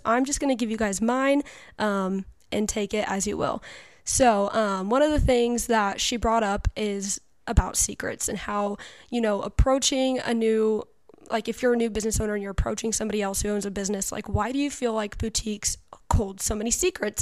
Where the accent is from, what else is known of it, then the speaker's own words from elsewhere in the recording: Western Illinois, United States; I am from Western Illinois